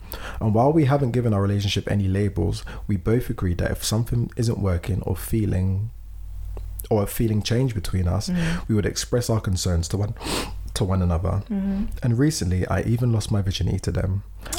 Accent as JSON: {"language": "English", "town": "Philadelphia", "region": "Pennsylvania", "country": "United States", "tie": "born or raised there", "said": "A little bit about me. I'm 19, black, born and raised in Philadelphia, and go by she, they pronouns."}